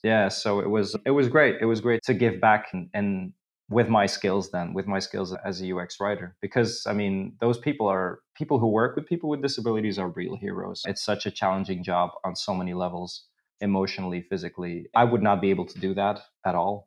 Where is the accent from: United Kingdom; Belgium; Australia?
Belgium; moved away as an adult; now in Krakow, Poland; I'm originally from Belgium, so I'm, I'm, the perfect example of a Belgian